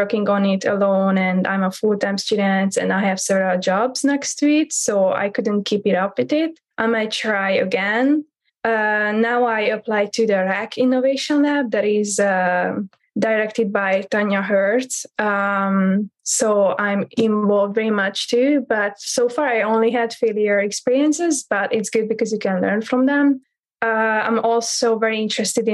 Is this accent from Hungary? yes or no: yes; Hungary; now in San Diego, United States; I'm from Hungary